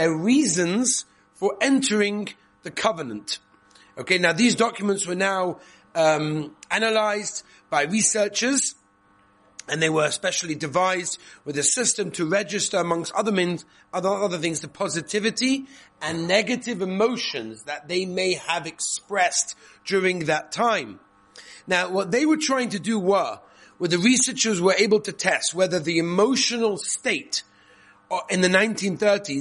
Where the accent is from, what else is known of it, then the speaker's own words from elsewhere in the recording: England, United Kingdom; moved away; I come from England, as you know. I can't really give away my accent